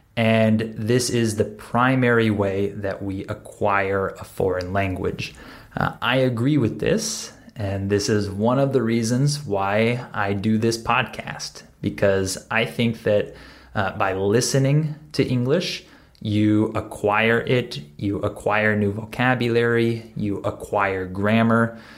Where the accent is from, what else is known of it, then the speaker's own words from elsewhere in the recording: Southern California, United States; accent: West Coast; this is where I'm from. I'm from Southern California